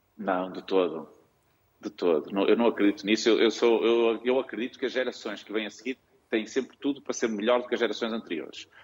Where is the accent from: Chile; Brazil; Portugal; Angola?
Portugal; Viana do Castelo, Norte; moved away as an adult; also born or lived in Porto; Eu sou de Viana do Castelo, entrei numa faculdade no Porto